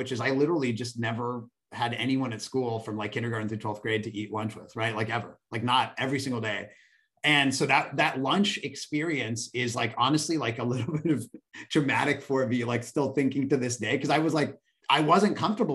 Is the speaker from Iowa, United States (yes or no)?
no; Pittsburgh, Pennsylvania, United States; now in Bay Area, United States; I grew up in Pittsburgh, Pennsylvania